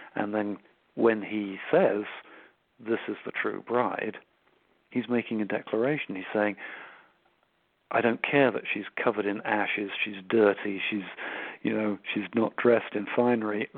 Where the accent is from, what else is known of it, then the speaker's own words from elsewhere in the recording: Switzerland; my mother was Swiss. I grew up in Switzerland